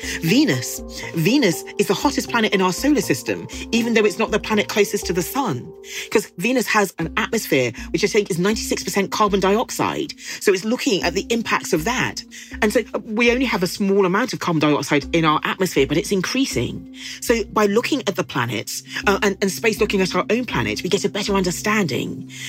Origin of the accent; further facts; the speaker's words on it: Nigeria; And I'm Nigerian and my husband is British